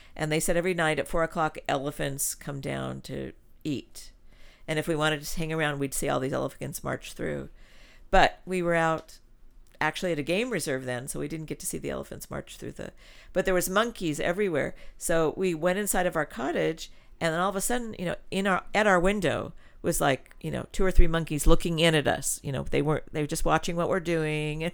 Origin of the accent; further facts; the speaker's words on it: Los Angeles, California, United States; also born or lived in Switzerland; when I was growing up in California